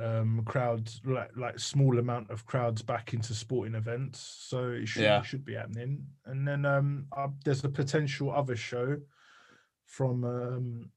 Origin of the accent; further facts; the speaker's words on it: London, United Kingdom; I was born and raised in London, Islington, and I lived right basically next door to the Arsenal Football Club stadium